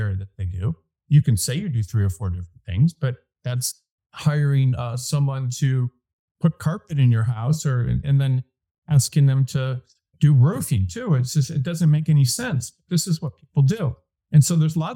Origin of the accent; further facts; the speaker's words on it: Detroit, Michigan, United States; moved away as an adult; I was from Detroit